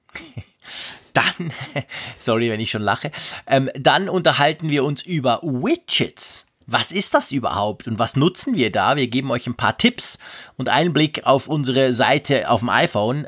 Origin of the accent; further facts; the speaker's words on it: Switzerland; bei uns in der Schweiz